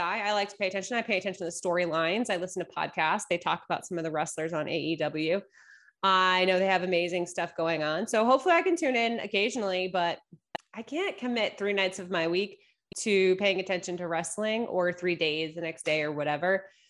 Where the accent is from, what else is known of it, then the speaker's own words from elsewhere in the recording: East Coast, United States; moved away as an adult; now in Los Angeles, United States; I grew up on the East Coast, spent nearly twenty-seven years of my life on the East Coast